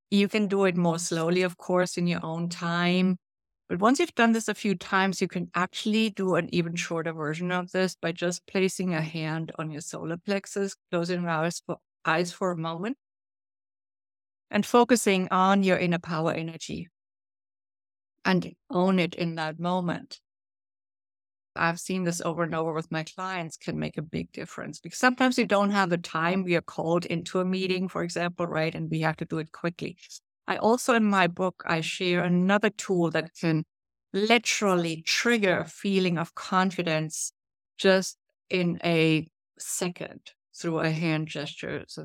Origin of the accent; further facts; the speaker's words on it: Brazil; now in New York City, United States; when I came from Brazil up to New York City, I didn't really feel confident.